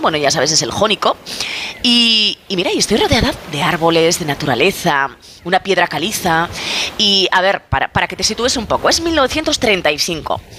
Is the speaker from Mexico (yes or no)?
no; Aragon, Spain; soy maña